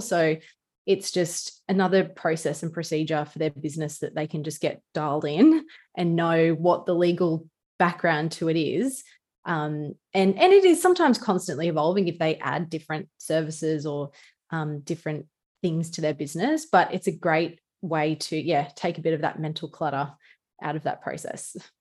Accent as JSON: {"language": "English", "town": "Newcastle", "region": "New South Wales", "country": "Australia", "accent": "bogan or ocker", "said": "sometimes I can be a little bit, um, bogan or ocker with the way I talk, like I'm from Newcastle."}